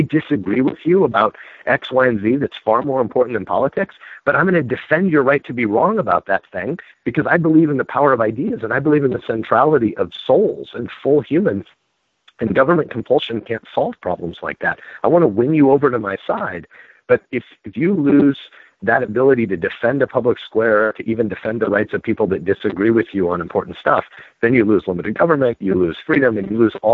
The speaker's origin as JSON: {"language": "English", "region": "Nebraska", "country": "United States", "said": "I'm a Nebraskan"}